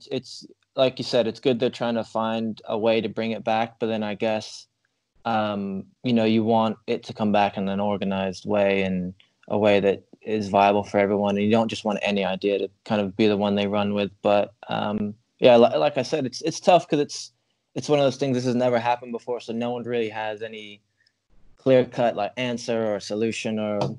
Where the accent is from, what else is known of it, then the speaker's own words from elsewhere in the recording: England, United Kingdom; also born or lived in United States; now in Ireland; I did, like, primary and secondary school in England. So, yeah, just wherever I'm at the longest is my accent will start to change. The longer I'm here, my accent will become English. And then if I went back to America, it'll slowly become American.